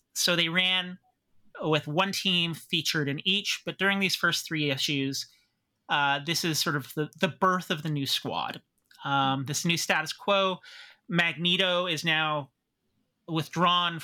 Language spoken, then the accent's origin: English; Pickering, Ontario, Canada; I grew up doing duck and cover drills when I was growing up in Pickering